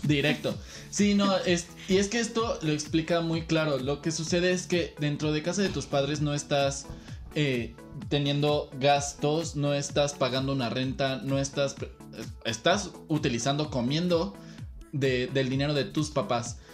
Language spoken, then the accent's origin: Spanish; Querétaro, Mexico; moved away as an adult; now in Mexico City, Mexico; Yo nací, crecí, estudié aquí en la Ciudad de Querétaro